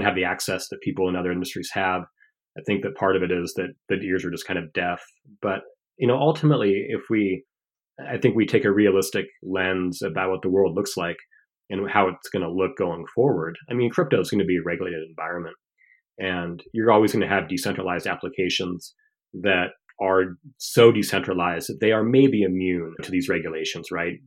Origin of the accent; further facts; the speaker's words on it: Washington, United States; being a eleven-year-old reading the local paper in my hometown of Washington State